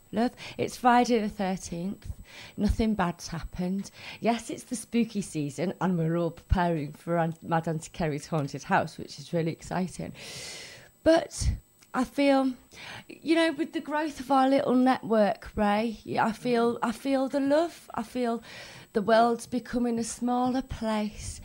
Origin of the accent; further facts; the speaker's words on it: Wales, United Kingdom; We're from Wales. Well, kind of.